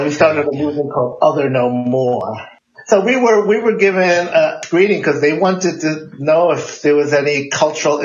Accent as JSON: {"language": "English", "town": "New York City", "region": "New York", "country": "United States", "tie": "born or raised there", "said": "I'm the youngest of five children, and I grew up in New York City"}